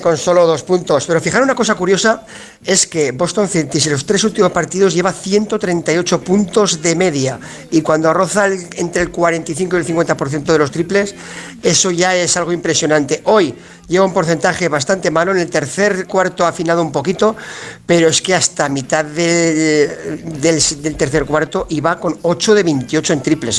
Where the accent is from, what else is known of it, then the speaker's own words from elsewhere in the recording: Teruel, Aragon, Spain; also born or lived in Jerez de la Frontera; mi pueblo